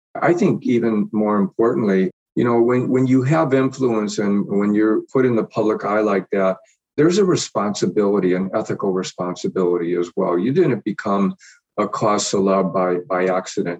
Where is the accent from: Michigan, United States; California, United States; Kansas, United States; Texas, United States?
Michigan, United States; Detroit; moved away as an adult; also born or lived in New York; now in Indianapolis, United States; I was actually born and raised in Detroit and pretty much have been in the Midwest most of my life